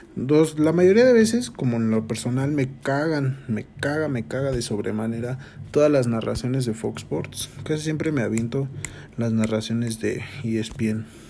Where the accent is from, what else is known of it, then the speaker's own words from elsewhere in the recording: Mexico; yo soy mexicano